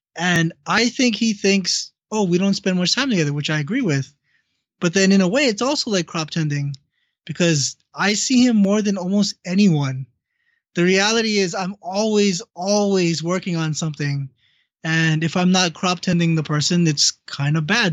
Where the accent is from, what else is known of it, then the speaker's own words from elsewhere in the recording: Hawaii, United States; growing up in Hawaii. That's what I did